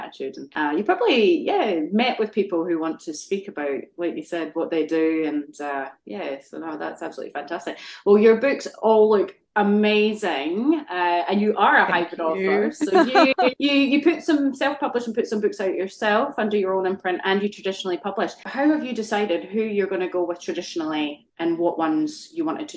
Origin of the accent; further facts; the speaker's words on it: Scotland, United Kingdom; I grew up in Scotland